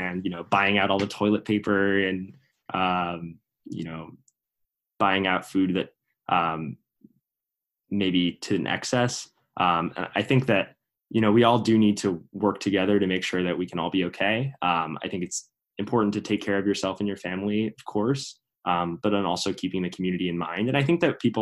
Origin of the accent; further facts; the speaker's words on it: Princeton, New Jersey, United States; This is my hometown